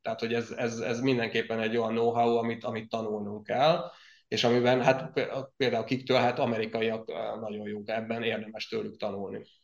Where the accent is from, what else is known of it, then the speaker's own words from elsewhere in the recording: Zselic, Somogy, Hungary; accent: Zselic; ez a csodálatos zselici kiejtésem azért érezhető máig is